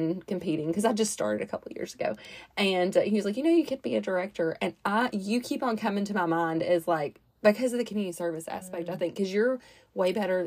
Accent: Chattanooga, Tennessee, United States; also born or lived in Nashville; I'm from Chattanooga, even though I lived in Nashville

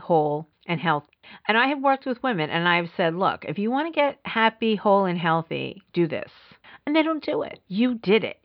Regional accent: New York City, New York, United States; I grew up in the Bronx

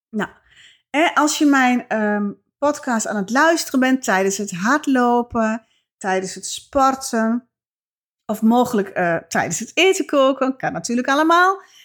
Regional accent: Twente, Overijssel, Netherlands; accent: Twents; mijn Twentse accent

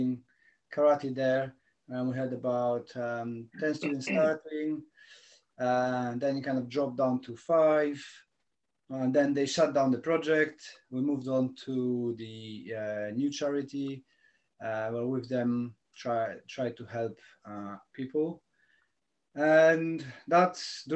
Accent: Poland; moved away as an adult; now in United Kingdom; I'm from Poland. I'm stranded in UK for several years now

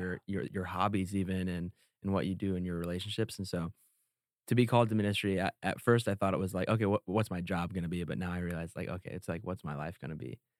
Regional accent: Indiana, United States; moved away as an adult; also born or lived in Iowa; now in California, United States; I am from Indiana, born and raised

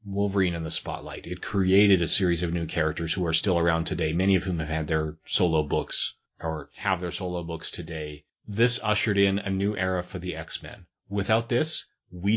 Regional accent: Canada; Canadians are, by and large, we are probably closer to Americans in terms of cultural identity than any other country.

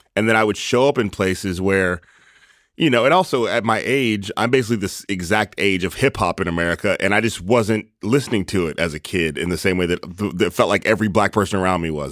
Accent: East Palo Alto, California, United States; I was born in East Palo Alto, or, uh, that's where my parents were when I was born

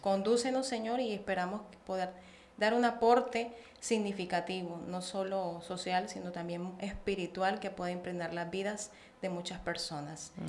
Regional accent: Barranquilla, Atlántico, Colombia; accent: santanderiana y costeña; moved away as an adult; also born or lived in Bucaramanga, Santander, Colombia; now in Mexico; Yo nací en Bucaramanga, Santander, ciudad de los parques, muy reconocida, y nací y me crié el resto de mi, de mi infancia, adolescencia y juventud en Barranquilla La Arenosa

